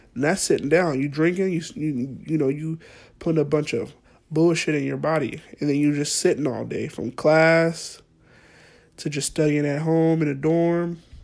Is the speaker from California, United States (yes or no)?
yes; Fresno, California, United States; moved away as an adult; also born or lived in Monterey